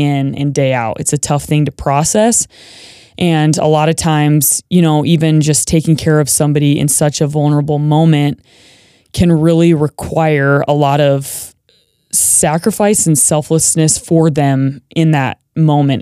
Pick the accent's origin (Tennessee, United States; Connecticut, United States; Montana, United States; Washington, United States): Montana, United States; Manhattan; now in Boise, United States; I am from a small town in Montana. So it's Manhattan, Montana, and it's just outside of Bozeman